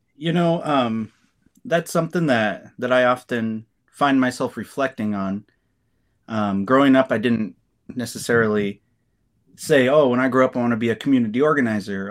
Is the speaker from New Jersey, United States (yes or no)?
no; Kearney, Nebraska, United States; moved away as an adult; also born or lived in Lincoln, Nebraska; I was born and raised in Kearney, Nebraska